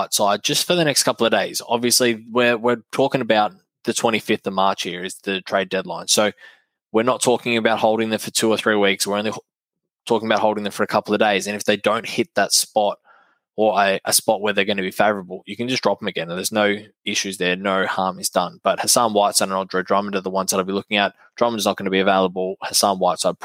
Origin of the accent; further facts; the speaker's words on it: Australia; I'm an Aussie